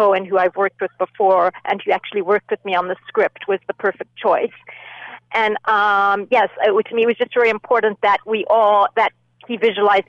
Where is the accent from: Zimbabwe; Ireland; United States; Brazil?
Zimbabwe; moved away; I grew up in Zimbabwe. And yes, grew up, spent my childhood there